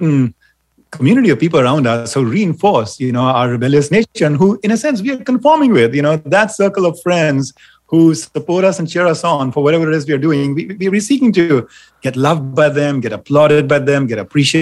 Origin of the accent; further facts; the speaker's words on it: India; moved away; I grew up in India